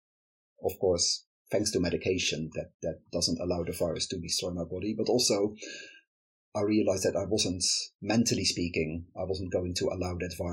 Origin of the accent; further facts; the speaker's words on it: Netherlands; moved away as an adult; now in United Kingdom; I am from the Netherlands, where I grew up and lived for the first 20... When did I move to the UK? For the first 30 years or so of my life.